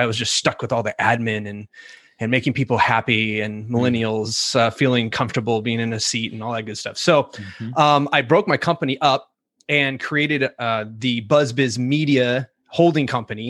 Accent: California, United States; also born or lived in England; Well, I was born in England, an Air Force brat. Started there. Grew up in California.

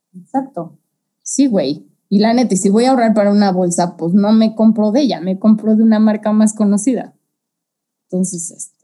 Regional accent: Mexico City, Mexico; nosotros que somos de la CDMX

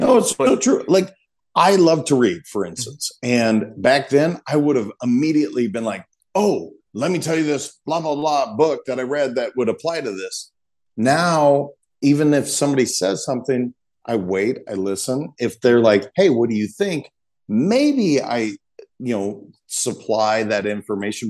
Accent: Montana, United States; I'm a kid from Montana that was taught not to cry

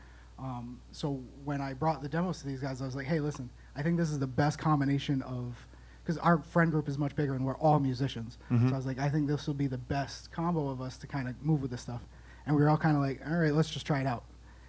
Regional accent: New Bedford, Massachusetts, United States; also born or lived in Somerset, Massachusetts; I was born in New Bedford, Mass, but mm-hmm. I moved to Somerset about middle school

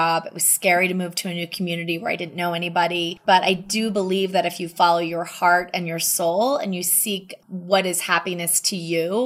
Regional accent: suburb of Wilmington, Delaware, United States; moved away as an adult; also born or lived in New York City; now in Jackson Hole, United States; I grew up in a suburb of Wilmington, Delaware, which is about 30 minutes outside of Philadelphia

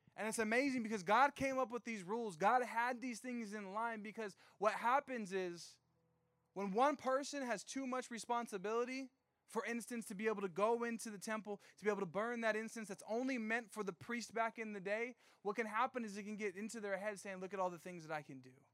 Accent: Riverside, California, United States; I'm from Riverside.

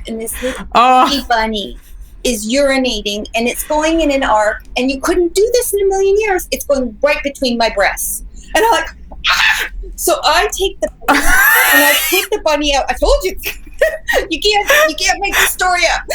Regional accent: Canada; moved away as an adult; now in Las Vegas, United States; I was home. I'm Canadian. So I was visiting my family at Christmas for Canada

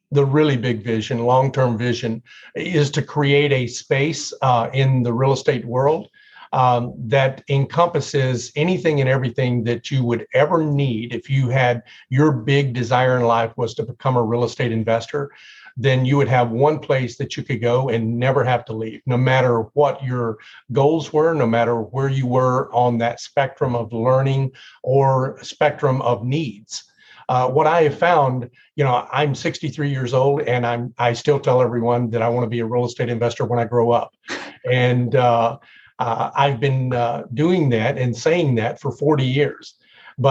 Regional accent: Tennessee, United States; I grew up in Tennessee

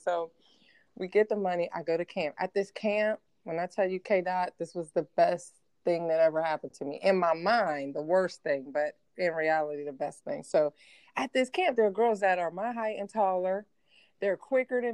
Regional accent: Steubenville, Ohio, United States; moved away as an adult; I'm from Steubenville, Ohio. Like, people, you're born there, you die there, you rarely go on vacation, maybe to the lake down the road, but that's it, you know? And so, so my school, my high school team was going to camp at Ohio State. That was like the big camp in our area, right? And it's about 2.5 mm-hmm. hours from where I grew up

